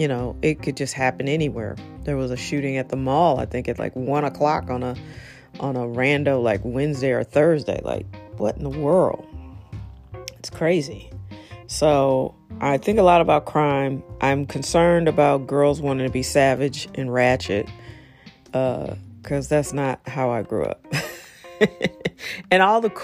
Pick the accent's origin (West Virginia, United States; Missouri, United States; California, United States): Missouri, United States; I'm from Missouri